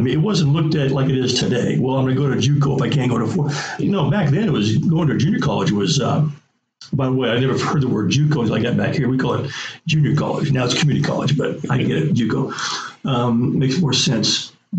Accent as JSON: {"language": "English", "town": "San Clemente", "region": "California", "country": "United States", "tie": "born or raised there", "moved": "as an adult", "lives_now": "Oklahoma, United States", "said": "It was San Clemente. I mean, it was a beautiful town, but that's just where we grew up."}